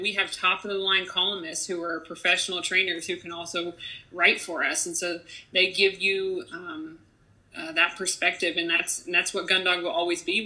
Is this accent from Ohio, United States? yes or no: yes; Fountain, Ohio, United States; I grew up in Ohio in uh, a small town called Fountain, Ohio